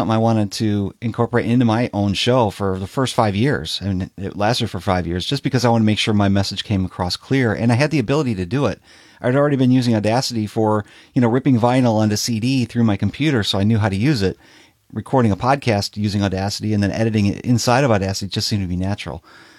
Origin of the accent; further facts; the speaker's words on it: Chicago, Illinois, United States; Yeah, I lived in Chicago. I was working in record stores in Chicago, so I got lots of promo records. I grew up in the Chicago house scene and was working in the nightclub, so I had lots of vinyl.